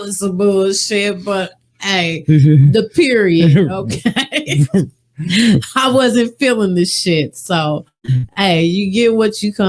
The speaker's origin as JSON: {"language": "English", "town": "Wichita", "region": "Kansas", "country": "United States", "also_born_or_lived": "London, England", "moved": "as an adult", "lives_now": "Las Vegas, United States", "said": "Wichita, Kansas is where I'm from."}